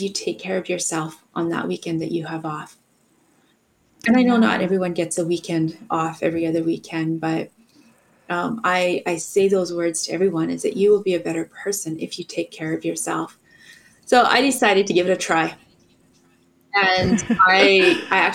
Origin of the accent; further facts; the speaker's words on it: Alberta, Canada; also grew up in Alberta